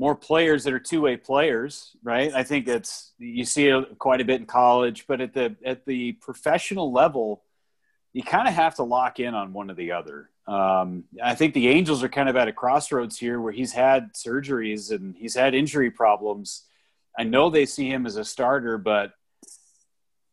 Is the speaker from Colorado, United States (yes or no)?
no; Northern California, United States; moved away; I grew up in Northern California